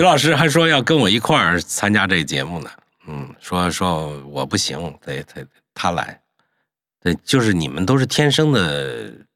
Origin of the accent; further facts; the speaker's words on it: north of the Huai River, Central Plains, China; 我怎么从一个，呃，江淮之间的中原人，对吧嗯？啊，就，就，就淮，淮，淮河以北的中原人